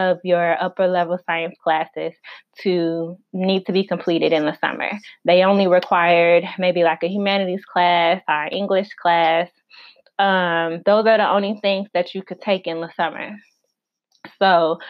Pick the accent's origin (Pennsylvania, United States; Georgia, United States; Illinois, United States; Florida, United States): Illinois, United States; moved away as an adult; also born or lived in Arkansas; my home state is Illinois, I went to school in Arkansas